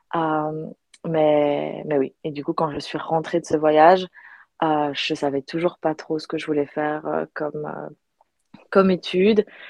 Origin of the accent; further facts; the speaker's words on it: Belgium; moved away as an adult; also born or lived in United States / Australia; now in Barcelona, Spain; je suis belge, j'ai grandi en Belgique